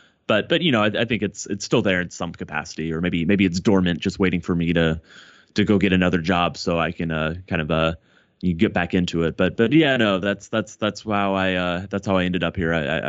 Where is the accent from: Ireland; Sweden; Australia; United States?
United States; Plano, Texas; But I grew up in Plano, which for international Mavs fans who probably don't know the Dallas Metroplex area is a suburb about maybe 45 minutes north.